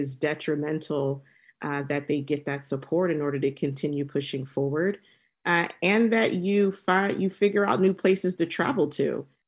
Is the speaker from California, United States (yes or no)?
yes; Temecula, California, United States; I grew up in Temecula, and through my exploration of traveling and in my professional journey, I've been drinking a lot of wine.